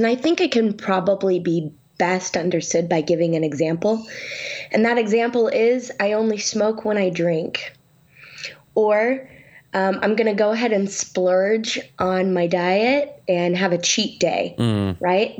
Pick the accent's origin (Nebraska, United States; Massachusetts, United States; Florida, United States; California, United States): California, United States; Sacramento; I'm from Sacramento and in California.